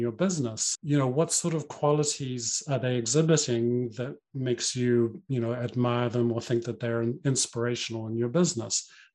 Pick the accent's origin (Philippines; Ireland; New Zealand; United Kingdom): New Zealand; I grew up in New Zealand